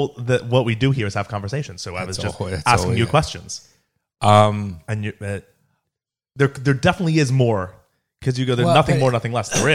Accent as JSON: {"language": "English", "country": "United States", "said": "They were Pakistani. Okay. Pakistani Muslims. So, right. Like, so how we're American Jews."}